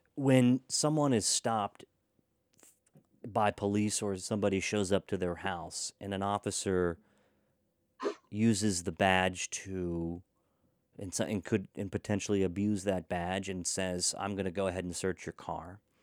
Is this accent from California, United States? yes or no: no; Boonsboro, Maryland, United States; also born or lived in Halfway, Maryland; I grew up in Boonesboro.